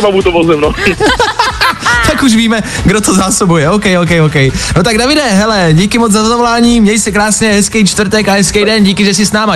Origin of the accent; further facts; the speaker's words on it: Pardubice, Pardubice Region, Czechia; Od Pardubic pocházím